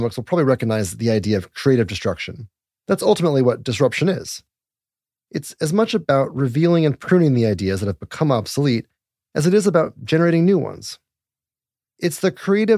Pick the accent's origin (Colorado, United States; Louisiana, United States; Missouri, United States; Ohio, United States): Colorado, United States; Littleton; also born or lived in Golden, Colorado; I was raised in Colorado too? I was raised in Littleton and then Golden